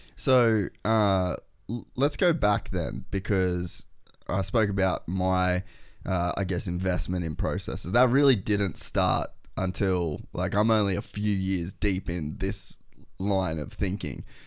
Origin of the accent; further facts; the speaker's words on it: Cairns, Queensland, Australia; we grew up in Cairns and, like, Edmonton